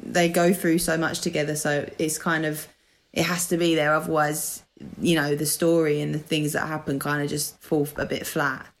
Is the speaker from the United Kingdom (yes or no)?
yes; United Kingdom; accent: Essex / London; moved away as an adult; now in Manchester, United Kingdom; an Essex accent slash London accent, um, which is where I am originally from. Although I'm currently living in Manchester